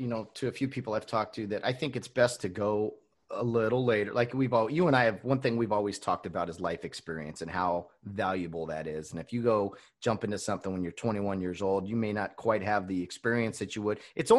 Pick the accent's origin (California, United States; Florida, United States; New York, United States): California, United States; I was from California